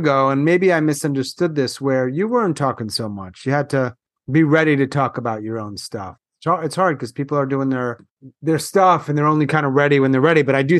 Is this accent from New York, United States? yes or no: yes; New York, United States; now in North Carolina, United States; I'm from New York. I live in North Carolina